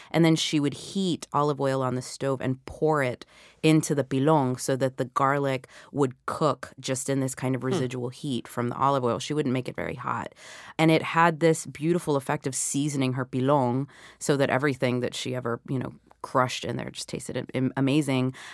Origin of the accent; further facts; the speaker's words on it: the South, United States; which of course I had plenty of growing up in the South.